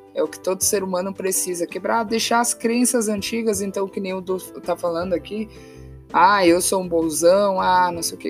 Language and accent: Portuguese; Santa Catarina, Brazil; moved away; eu sou de Santa Catarina